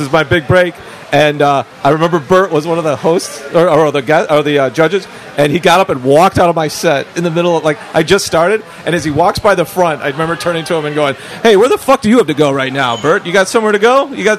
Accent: Chicago, Illinois, United States; I'm from Chicago.

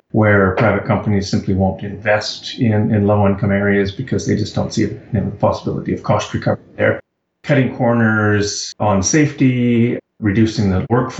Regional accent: Canada; I'm Canadian and based in Kingston

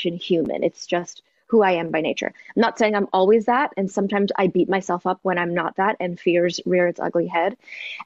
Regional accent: Toronto, Ontario, Canada; now in Los Angeles, United States; growing up in Toronto

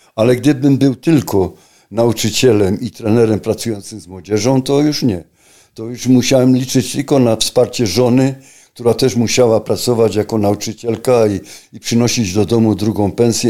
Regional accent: Silesian Voivodeship, Poland; ja pochodzę ze Śląska, na Śląsku mieszkam

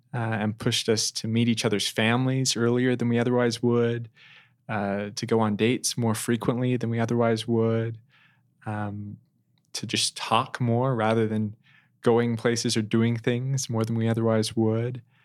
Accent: Twin Falls, Idaho, United States; moved away as an adult; also born or lived in Kimberly, Idaho / Toronto, Canada / Provo, Utah; now in Cambridge, Massachusetts, United States; I was raised in Twin Falls in Kimberley, Idaho

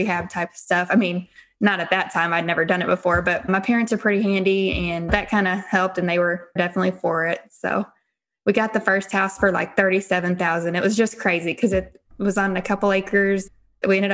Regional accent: Henryville, Indiana, United States; we're from Henryville, Indiana

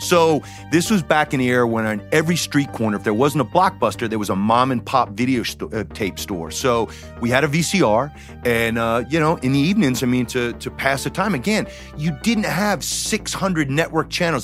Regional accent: Decatur, Georgia, United States; I grew up in the Decatur, Georgia.

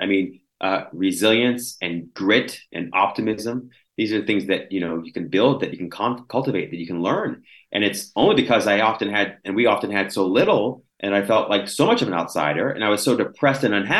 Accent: Washington, Pennsylvania, United States; In a place called Little Washington, Washington, Pennsylvania.

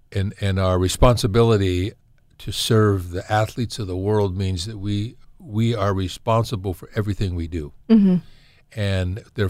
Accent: California, United States; Well, it's interesting, you know, I'm from Southern Cal, and this is a funny conversation we've had.

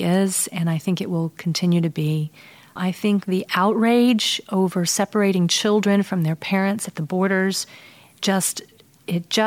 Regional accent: United States; also born or lived in North Carolina / Texas; now in Chicago, United States; I grew up in North Carolina and Texas

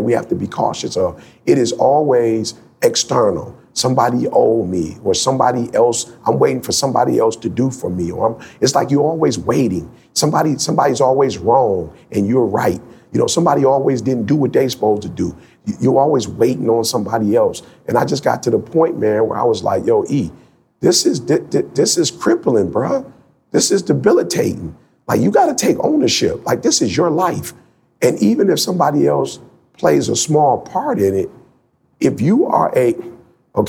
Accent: Detroit, Michigan, United States; I was born in Detroit

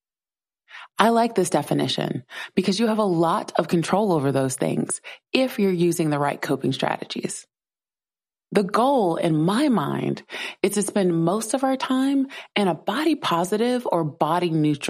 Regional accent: South Carolina, United States; I grew up in South Carolina

